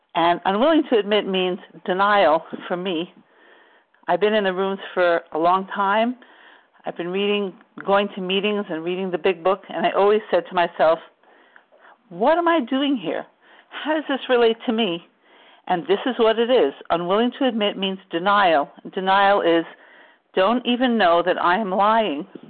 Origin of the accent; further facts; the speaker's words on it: New York, United States; we grew up in New York